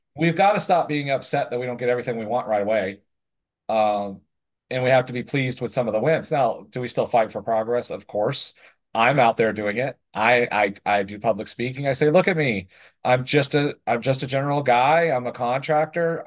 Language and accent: English; the South, United States; I grew up in the South in a very conservative area